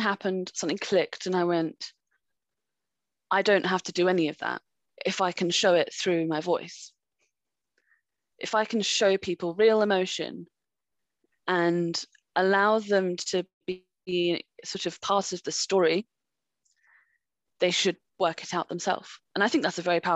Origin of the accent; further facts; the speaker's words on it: France; moved away; I grew up in France and they might have picked up on, I used to have a bit of an accent.